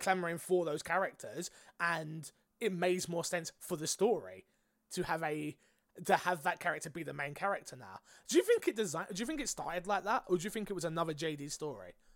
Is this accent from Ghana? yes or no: no; United Kingdom; I'm British